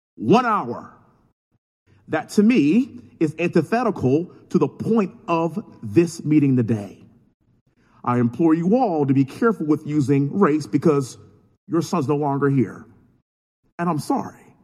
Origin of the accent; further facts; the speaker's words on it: Texas, United States; born and raised in Texas, living in Houston